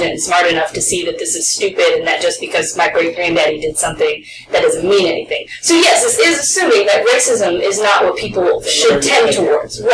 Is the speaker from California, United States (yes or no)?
no; Virginia, United States; now in Los Angeles, United States; I'm from Virginia